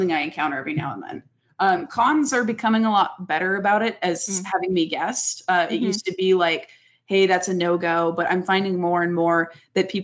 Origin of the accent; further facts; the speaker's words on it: Las Vegas, Nevada, United States; growing up where I grew up in Vegas, you see taboo stuff all the time. It's just the nature of here